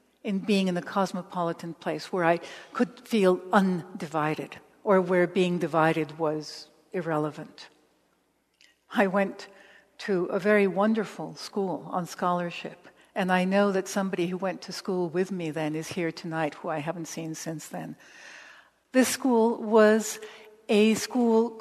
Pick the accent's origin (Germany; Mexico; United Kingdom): Mexico; moved away; also born or lived in Los Angeles, United States / Nicaragua / El Salvador / Paris; I grew up in Mexico, but also I grew up in Los Angeles